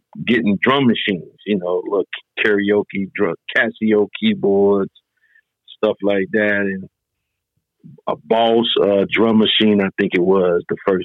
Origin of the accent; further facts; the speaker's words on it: Burlington, North Carolina, United States; also born or lived in Detroit, Michigan; I was born in Detroit, Michigan, but I was raised in Burlington, North Carolina.